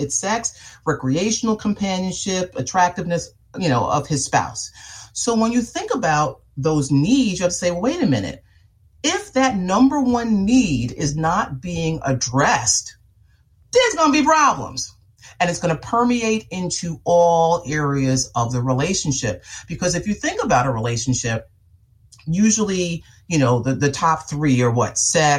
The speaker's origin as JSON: {"language": "English", "town": "New York City", "region": "New York", "country": "United States", "also_born_or_lived": "London", "said": "I am from Queens, New York."}